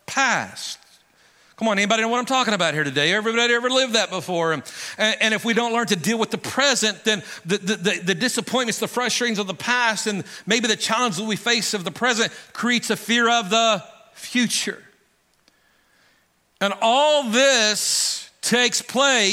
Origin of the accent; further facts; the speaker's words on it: Guymon, Oklahoma, United States; I come from Guymon, Oklahoma. That's my natural identity